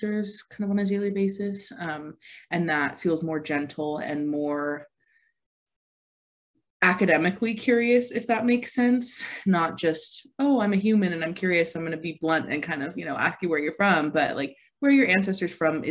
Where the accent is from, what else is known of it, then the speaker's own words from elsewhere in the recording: Virginia, United States; moved away; also born or lived in North Carolina / Texas; I am from Virginia. That's where I was born and raised, on the East Coast, between Virginia and North Carolina, before I moved to Texas.